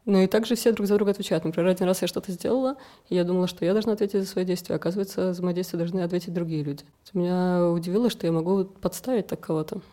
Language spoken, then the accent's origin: Russian; Moscow, Russia; moved away as an adult; now in Tbilisi, Georgia; Я приехала из России, из Москвы, и я хотела так путешествовать, поехала в Крым, потом приехала сюда, и вот здесь как-то за-, осталась. Всю жизнь я прожила в России